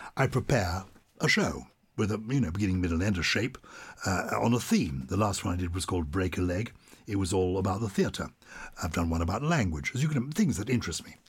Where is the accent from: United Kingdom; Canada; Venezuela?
United Kingdom; London; accent: plummy; I was brought up in London